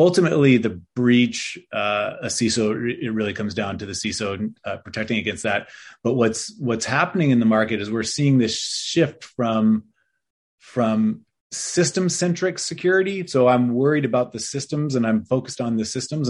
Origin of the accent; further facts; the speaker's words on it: Berkeley, California, United States; I grew up in Berkeley, California